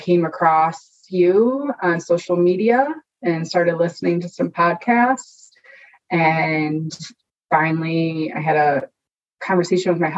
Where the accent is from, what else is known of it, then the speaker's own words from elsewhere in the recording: Chicago, Illinois, United States; I grew up in the Chicagoland area